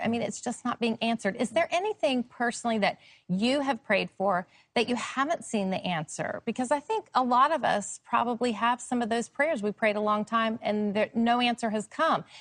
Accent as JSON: {"language": "English", "town": "Charlotte", "region": "North Carolina", "country": "United States", "tie": "born or raised there", "said": "my hometown, Charlotte, North Carolina"}